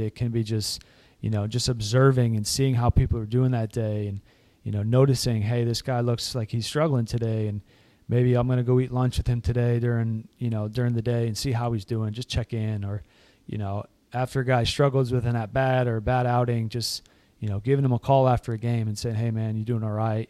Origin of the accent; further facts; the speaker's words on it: Massachusetts, United States; moved away; I grew up in Massachusetts, up in the Northeast